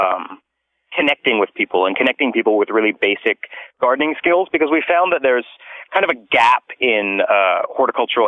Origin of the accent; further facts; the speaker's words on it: Vancouver, British Columbia, Canada; now in Quadra Island, Canada; I'm from Vancouver.